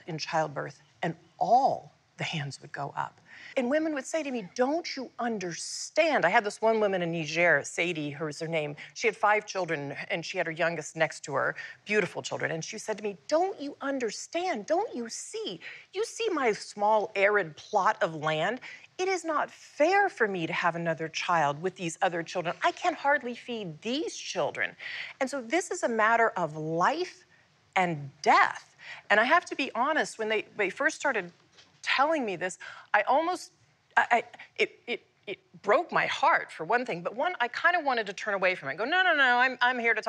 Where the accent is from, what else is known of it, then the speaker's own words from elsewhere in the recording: United States; I was born in the United States